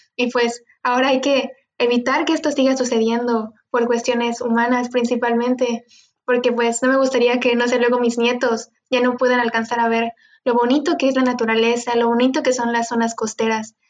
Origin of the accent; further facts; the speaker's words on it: Cozumel, Quintana Roo, Mexico; yo soy de Cozumel, estoy en una isla